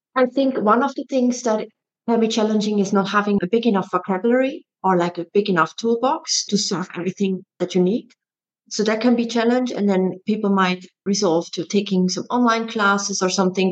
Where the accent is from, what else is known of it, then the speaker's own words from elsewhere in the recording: Switzerland; moved away as an adult; also born or lived in Netherlands; I'm originally from Switzerland and I emigrated to the Netherlands to become a dancer when I was 19.